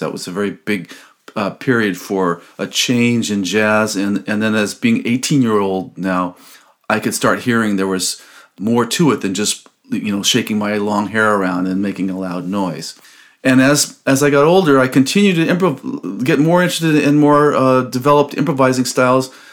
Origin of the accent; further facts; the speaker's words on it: Los Angeles, California, United States; also born or lived in Albany, California; I grew up in Los Angeles, California, born and raised in Los Angeles